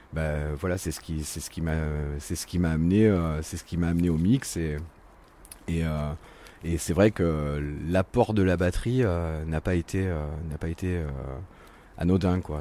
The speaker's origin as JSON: {"language": "French", "town": "Montpellier", "region": "Occitania", "country": "France", "tie": "born or raised there", "also_born_or_lived": "Brittany", "said": "me considère comme Montpellierin, comme pur Montpellierin, puisque je suis arrivé dans, le sud. J'avais trois mois, donc. Donc euh, voilà, je, suis breton d'origine, mais je suis montpelliérain de cœur."}